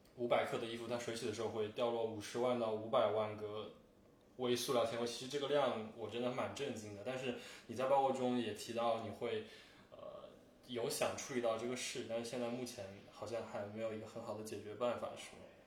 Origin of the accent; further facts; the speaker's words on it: China; 可能我作为一个中国人